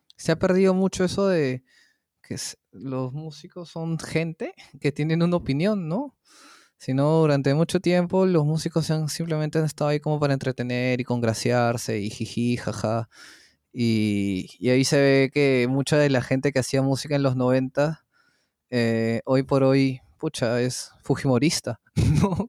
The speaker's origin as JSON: {"language": "Spanish", "country": "Peru", "said": "¿qué es esta música que se ha hecho en mi país?"}